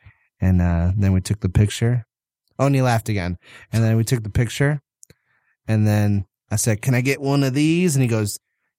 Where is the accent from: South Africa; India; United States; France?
United States; Atlanta, Georgia; I'm a Southern gentleman. I'm from Atlanta.